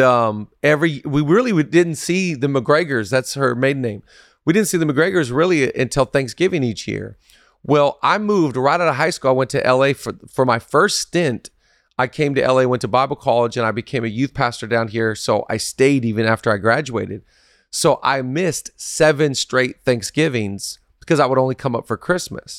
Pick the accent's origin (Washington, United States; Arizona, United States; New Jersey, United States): Washington, United States; Seattle; now in Los Angeles, United States; I'm from Seattle